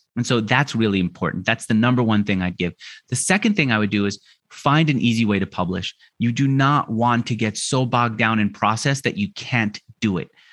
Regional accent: New York, United States; moved away as an adult; also born or lived in Los Angeles; now in Argentina; I grew up in New York where everyone's so hard charging in your face.

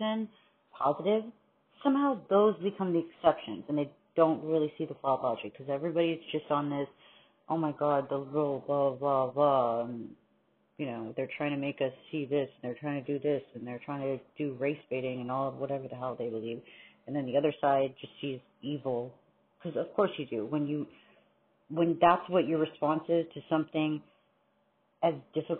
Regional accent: New York, United States; born there; And I know I was born in New York

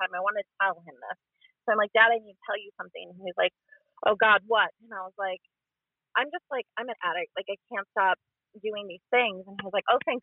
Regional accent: Wisconsin, United States; We're from Wisconsin

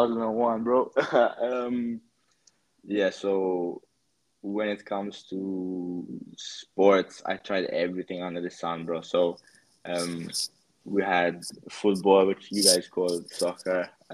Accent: Malta; I'm 22 years old. I'm from Malta, probably not the most common place, little island in the middle of the Mediterranean.

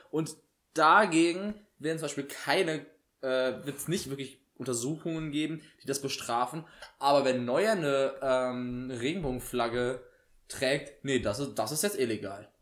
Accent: Germany; bei uns in Deutschland

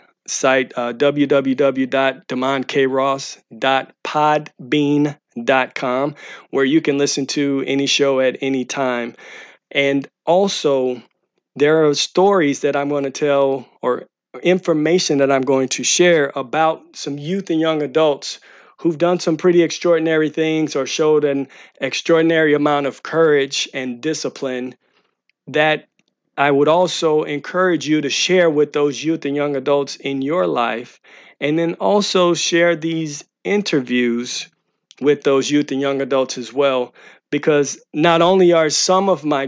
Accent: St. Louis, Missouri, United States; moved away; St. Louis, Missouri, which is my hometown

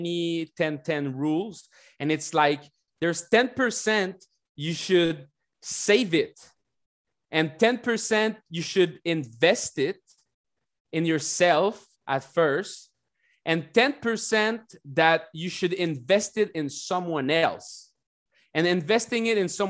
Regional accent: Canada; I'm from Canada.

